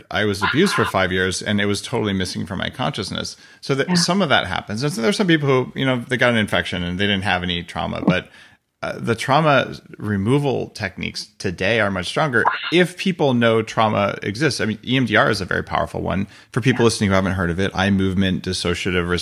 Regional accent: New Mexico, United States; I grew up in New Mexico

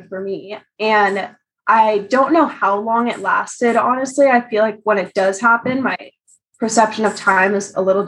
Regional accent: California, United States; I'm from California.

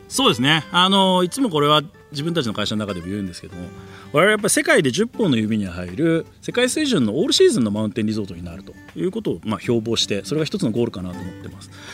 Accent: Tokyo, Japan; moved away as an adult; now in Hakuba, Japan; 東京生まれ東京育ちで

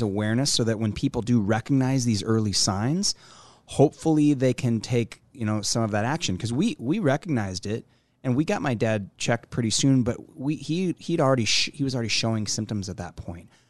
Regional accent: Omaha, Nebraska, United States; here in in my hometown

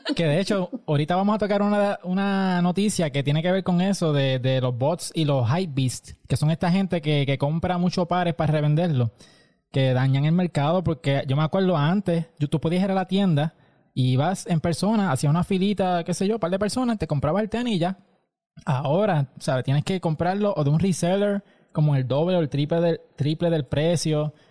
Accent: Aguadilla, Puerto Rico; yo soy de Aguadilla

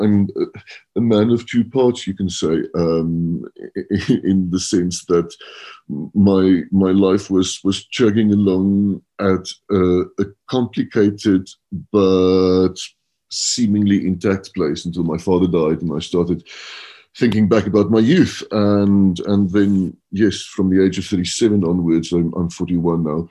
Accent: Stellenbosch, Western Cape, South Africa; moved away as an adult; also born or lived in London; now in Johannesburg, South Africa; I grew up in Stellenbosch

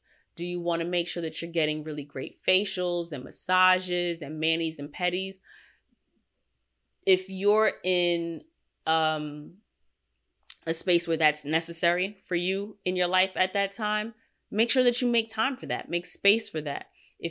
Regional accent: Queens, New York, United States; I know that I'm a city girl. I grew up in Queens. I spend my time in Manhattan and Brooklyn.

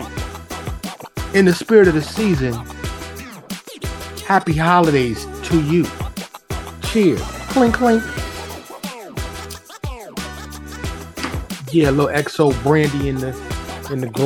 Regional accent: New York, United States; I grew up in New York

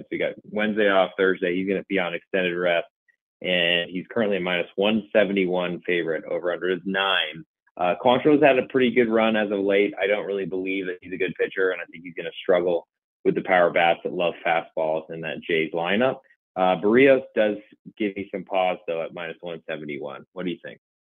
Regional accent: Texas, United States; Texas, um, my hometown

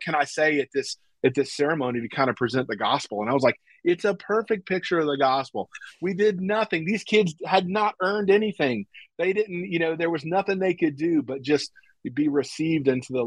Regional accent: the South, United States; we're from the South.

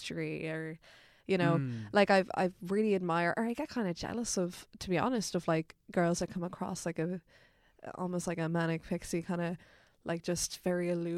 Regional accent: Dublin, Leinster, Ireland; I'm a North Dublin gal, I'm from Colchester, so Colchester kind of borders Dunnycarney, Artown, all these lovely little North Dublin suburbs

